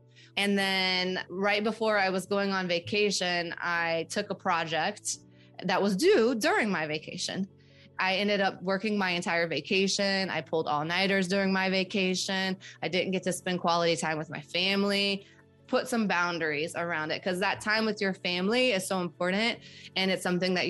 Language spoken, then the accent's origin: English; North Carolina, United States; I grew up in the United States here in North Carolina and truly was blessed growing up.